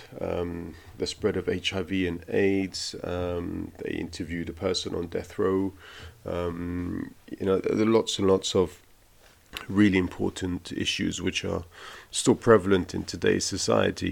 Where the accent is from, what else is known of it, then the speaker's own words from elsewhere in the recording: London, United Kingdom; also born or lived in Italy; now in Berlin, Germany; I've lived in 3 countries, if you include the country of my birth, which is the UK. I was born in London